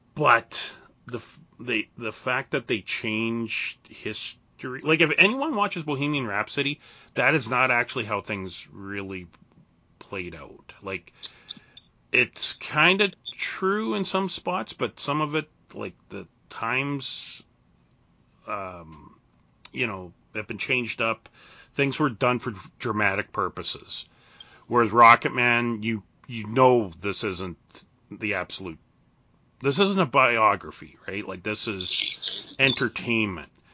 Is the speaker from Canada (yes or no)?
yes; Canada; being Canadian